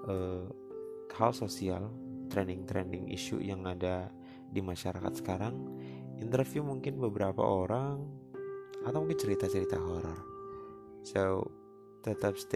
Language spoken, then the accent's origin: Indonesian; Central Java, Indonesia; gue kebetulan aslinya dari Jawa Tengah, gue asli dari kota Ngapak.